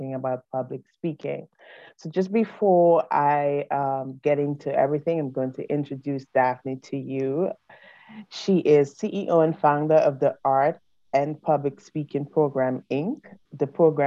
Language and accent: English; St. Vincent & Grenadines; I'm from the Caribbean, I'm from St. Vincent